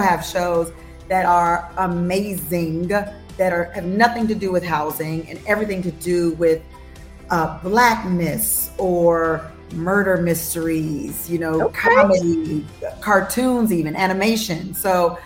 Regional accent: Los Angeles, California, United States; moved away as an adult; now in Nashville, United States; I'm born and raised in Los Angeles, California. I'm an LA girl all day, every day

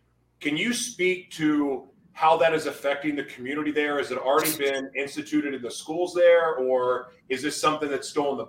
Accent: United States; I'm so blessed to live in America. I love being American.

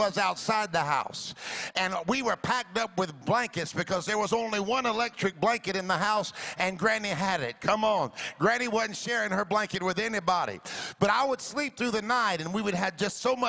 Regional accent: the Deep South, United States; also born or lived in Florida; I grew up in the South. Come on now. The deep South I was born

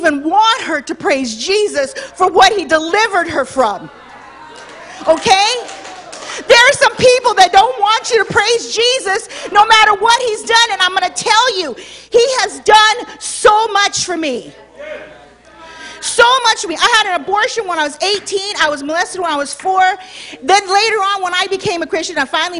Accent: Los Angeles, California, United States; Born and raised in Hollywood.

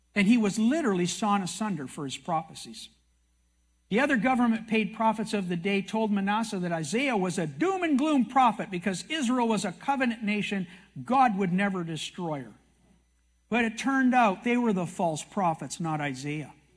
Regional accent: Canada; I'm a Canadian

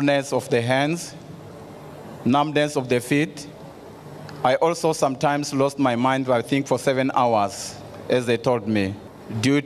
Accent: South Africa; from South Africa

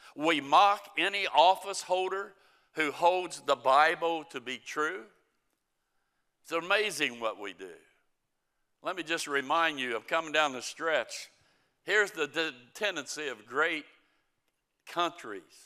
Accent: United States; I'm an American

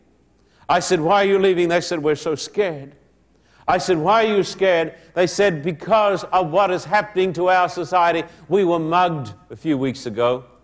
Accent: Australia; moved away as an adult; now in United States; I'm an Australian

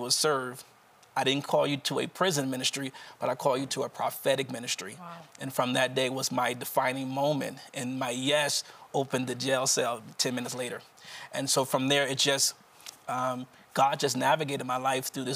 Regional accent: Wilmington, Delaware, United States; I'm from Wilmington, Delaware, right outside of the Philadelphia region.

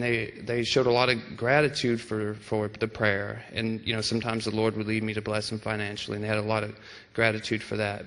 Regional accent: United States; me as an American

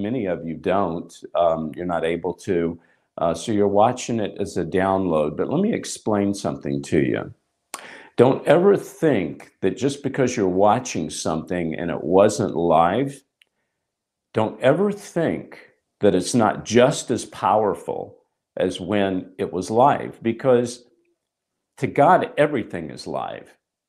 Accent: Hollywood, California, United States; So I'm going to be talking about this morning how Hollywood, you know, I come from Hollywood.

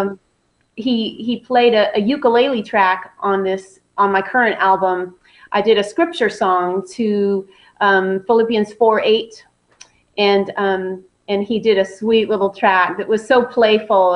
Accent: Southern California, United States; moved away as an adult; now in Nashville, United States; I was born and raised in Southern California, so I'm a West Coast girl

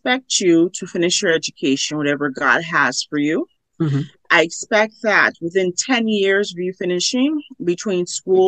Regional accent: Los Angeles, California, United States; growing up in Los Angeles, we would go to the garment district

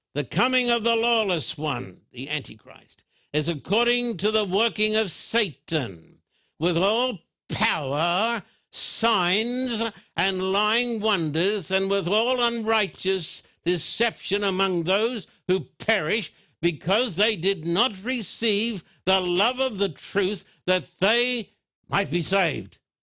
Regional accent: Thousand Oaks, California, United States; my hometown of, uh, Thousand Oaks.

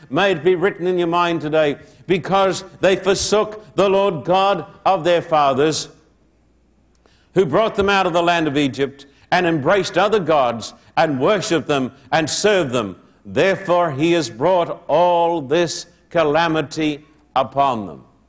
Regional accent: Australia; moved away as an adult; now in United States; I'm an Australian

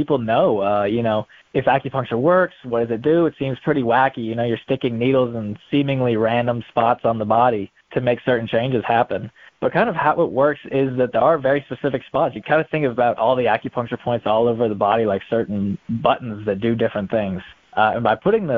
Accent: Raleigh, North Carolina, United States; moved away as an adult; also born or lived in Florida; I am originally from Raleigh, North Carolina

